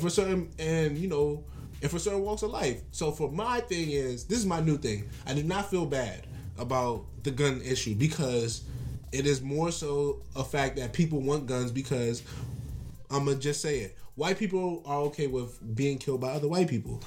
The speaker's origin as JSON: {"language": "English", "town": "Washington", "region": "District of Columbia", "country": "United States", "tie": "born or raised there", "moved": "yes", "lives_now": "New York City, United States", "said": "I was born in the District of Columbia."}